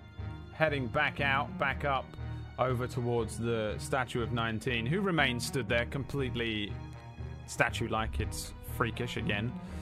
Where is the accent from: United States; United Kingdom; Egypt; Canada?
United Kingdom; London suburb; I don't feel like I'm from a small place, but it apparently 80,000 people, was it? Is where my hometown, how big my hometown is. I'm from a, from a London suburb, okay? Not actual London, I guess.